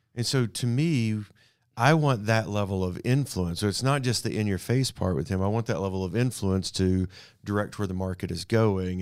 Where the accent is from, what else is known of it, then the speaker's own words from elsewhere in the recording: Canada; also born or lived in Abilene, Texas; now in Amarillo, United States; I grew up in Canada, north of here.